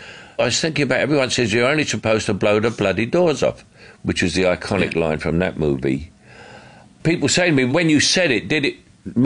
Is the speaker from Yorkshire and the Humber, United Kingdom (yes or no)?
no; London, United Kingdom; accent: Cockney; he would only have seen me as a Cockney and unable to do anything else.